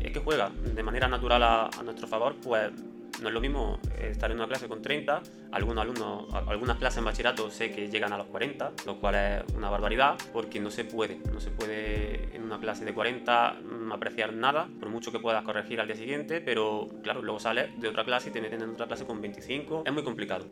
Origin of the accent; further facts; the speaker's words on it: Montefrío, Andalusia, Spain; also born or lived in Granada; Yo estudié en Montefrío, un pueblo de Granada, donde cursé mis estudios pues, el colegio, el instituto